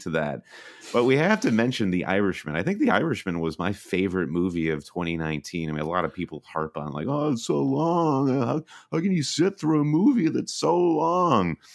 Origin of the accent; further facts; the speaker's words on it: Michigan, United States; we're both from Michigan, and we both went to Michigan State University